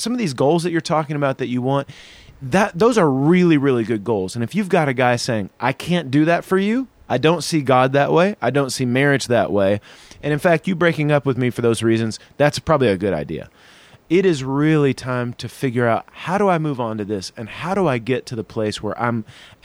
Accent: the South, United States; now in Chicago, United States; I'm from the South

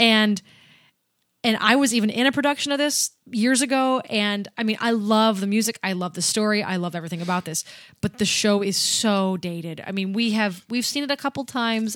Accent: Erie, Pennsylvania, United States; We're from Erie.

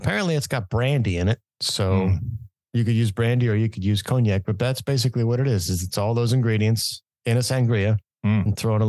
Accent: District of Columbia, United States; No, I am not. What district are you from? I am from the District of Columbia.

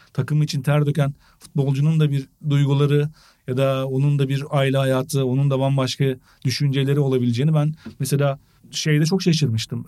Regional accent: Eskişehir, Turkey; ben Eskişehirliyim

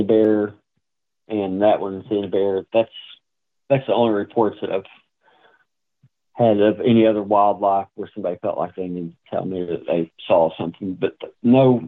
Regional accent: east of Greenup County, Kentucky, United States; In Greenup County, which is due west of my hometown

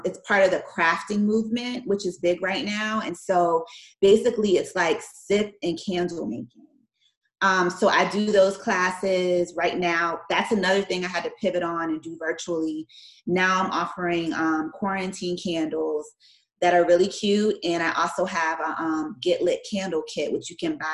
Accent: Maryland, United States; moved away as an adult; also born or lived in Washington, D.C. / Miami, Florida; I'm from Maryland, and I went to law school in D.C. at George Washington

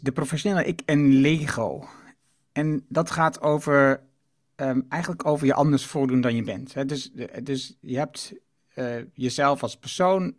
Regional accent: Netherlands; ik kom uit Achterhoek en, en Twente

